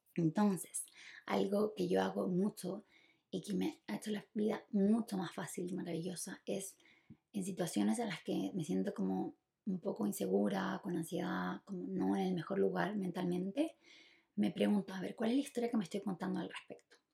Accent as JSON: {"language": "Spanish", "country": "Chile", "tie": "born or raised there", "said": "yo nací en Chile"}